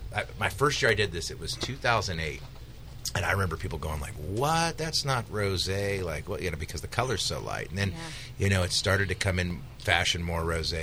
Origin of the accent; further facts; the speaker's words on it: Kokomo, Indiana, United States; now in Dry Creek, Sonoma County, United States; local guy from Kokomo, Indiana, names it after his hometown.